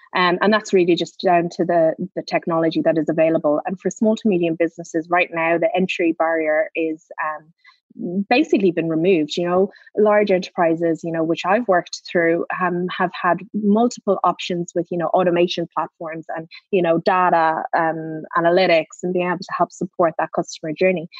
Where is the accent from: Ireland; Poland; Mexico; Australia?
Ireland; I'm Irish